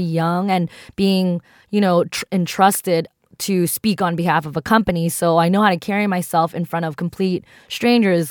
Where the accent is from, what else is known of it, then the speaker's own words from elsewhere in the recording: East Coast, United States; also born or lived in New York; I grew up on the East Coast